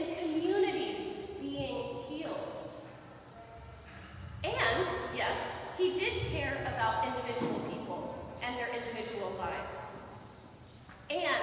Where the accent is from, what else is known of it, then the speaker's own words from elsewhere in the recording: Midwest, United States; I'm from the Midwest. I grew up fishing, actually.